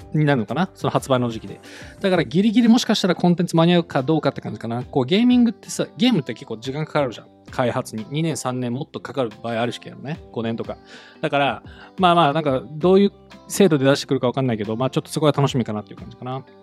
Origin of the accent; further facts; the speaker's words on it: United States; アメリカ人なので私